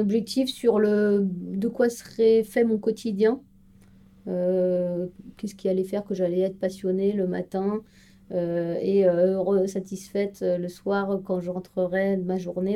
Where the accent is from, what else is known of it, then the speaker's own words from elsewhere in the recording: Strasbourg, Grand Est, France; moved away as an adult; now in Paris region, France; Je suis originaire de Strasbourg